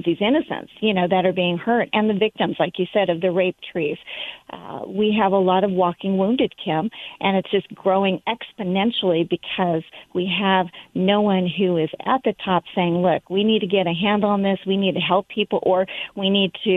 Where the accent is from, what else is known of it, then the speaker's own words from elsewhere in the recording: Southern California, United States; I grew up in Southern California